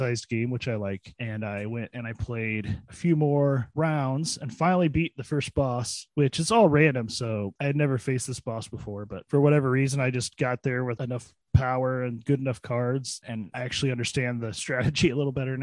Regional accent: Illinois, United States; my hometown

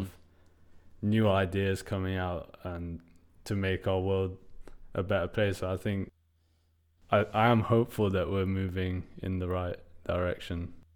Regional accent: United Kingdom; my story growing up as a British Iranian in the U K

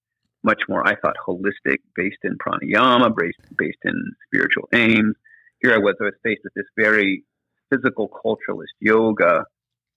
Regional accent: West Coast, United States; also born or lived in the South (US); now in Southern United States; I come from the West Coast, so it's very much different from the South where I'm living now

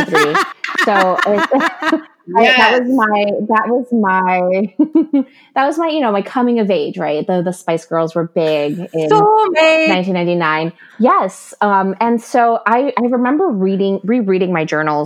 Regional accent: Ecuador; I'm from Ecuador, so our primary religion is Catholicism.

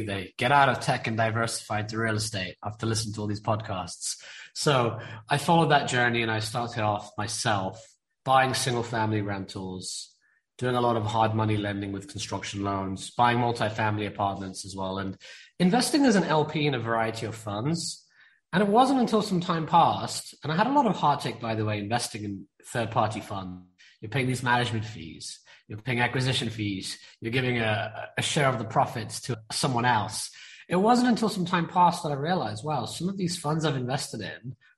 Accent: India; I'm Indian, okay? And being an Indian person, and I mean East Indian

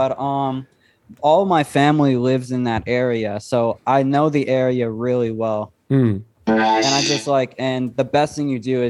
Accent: Houston, Texas, United States; also born or lived in France / Canada; now in New Mexico, United States; I was born and raised in Texas, Houston. And then we moved around a lot. So first we moved to France for a year.

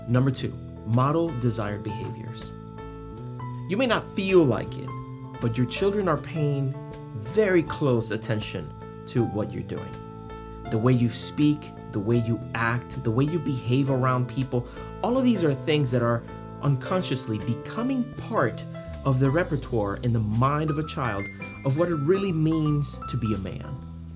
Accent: Puerto Rico; I was born and raised in Puerto Rico, a little island in the Caribbean

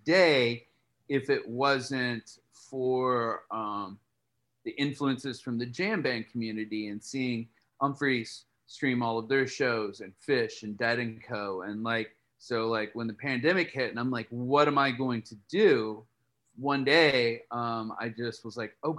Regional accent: Columbus, Indiana, United States; moved away as an adult; now in Nashville, United States; I'm from small town Indiana. I'm from Columbus, Indiana.

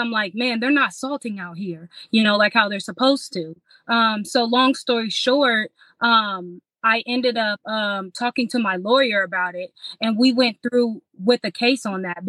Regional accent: Illinois, United States; moved away; also born or lived in Indianapolis; I'm from Illinois, so when we had moved from Illinois to Indianapolis

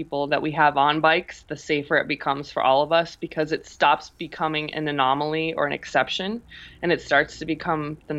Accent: South Dakota, United States; also born or lived in Omaha, Nebraska; now in Colorado, United States; born and raised in South Dakota and then spent the bulk of my life in Omaha, Nebraska.

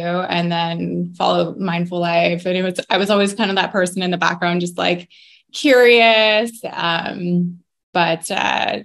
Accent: Barrie, Ontario, Canada; also born or lived in Waterdown, Ontario; I'm kind of born and raised in Barrie

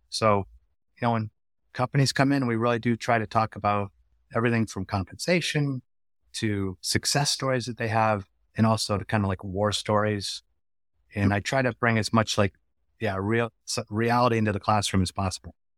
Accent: Connecticut, United States; moved away as an adult; also born or lived in Washington, D.C. / Western Massachusetts; I grew up in Connecticut

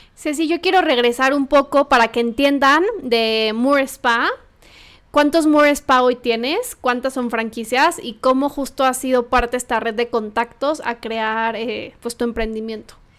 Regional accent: Morelia, Michoacán, Mexico; moved away as an adult; now in Mexico City, Mexico; las dos somos de Morelia, llegamos a vivir literal a la Ciudad de México sin ningún conocido

